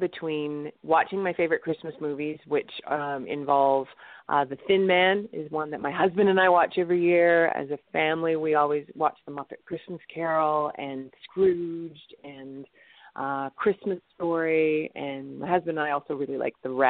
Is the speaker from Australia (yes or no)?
no; Canada; And as I'm Canadian